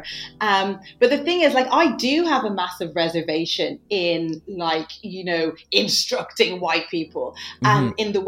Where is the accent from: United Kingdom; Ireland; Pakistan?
Ireland; growing up in Ireland